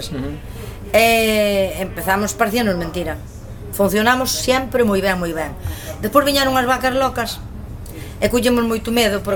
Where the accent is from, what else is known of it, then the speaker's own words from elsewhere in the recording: Val do Dubre, Galicia, Spain; also born or lived in Santiago de Compostela; Pero criar eu son de Val do Dubre.